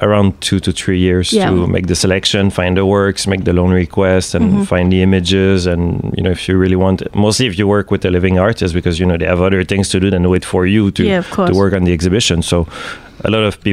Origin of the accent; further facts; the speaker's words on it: Quebec City, Quebec, Canada; now in Montreal, Canada; I'm from Quebec City, but I live in Montreal technically